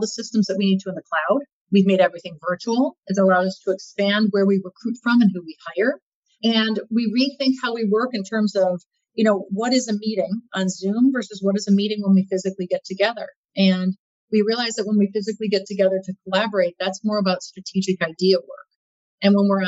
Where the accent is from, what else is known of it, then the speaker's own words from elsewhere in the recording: Midwest, United States; I grew up in the Midwest